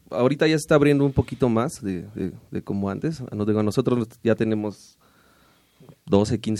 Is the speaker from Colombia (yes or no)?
no; Querétaro, Mexico; now in Mexico City, Mexico; yo soy de Querétaro